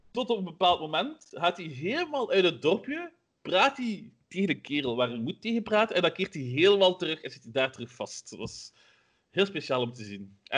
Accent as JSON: {"language": "Dutch", "region": "Flanders", "country": "Belgium", "said": "Maar Vlamingen we moeten echt wel heel hard werken ervoor, heb ik al gemerkt."}